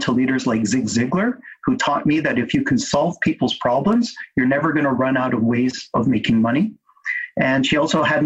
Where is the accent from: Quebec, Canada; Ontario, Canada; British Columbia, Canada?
British Columbia, Canada; Vancouver; I was born and raised in Vancouver by immigrant parents who came from the Philippines.